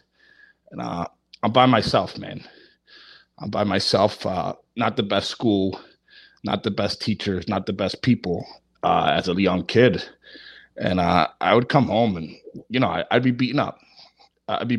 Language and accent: English; New Jersey, United States; also born or lived in Philadelphia, Pennsylvania; I was born in Philadelphia, grew up in New Jersey, like 10 minutes from the city of Philly